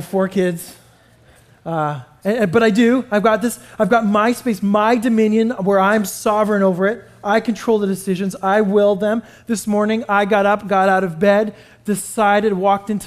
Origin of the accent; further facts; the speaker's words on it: Canada; moved away; I grew up in Canada